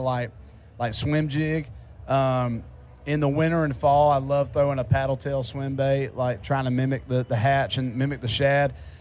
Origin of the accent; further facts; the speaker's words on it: Georgia, United States; I'm from Georgia